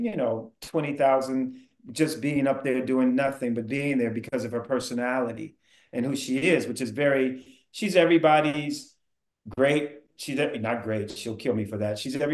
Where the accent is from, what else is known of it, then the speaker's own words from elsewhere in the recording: the Bay Area, California, United States; I am from the Bay